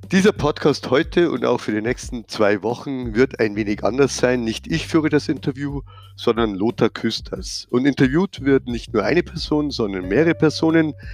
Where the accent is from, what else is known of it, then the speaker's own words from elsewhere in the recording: Bavaria, Germany; wie man hört. Ich bin aus der Nähe von München